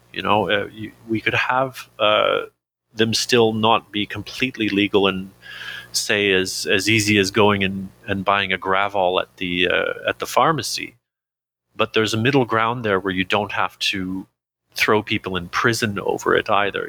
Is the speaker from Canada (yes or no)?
yes; Canada; I'm Canadian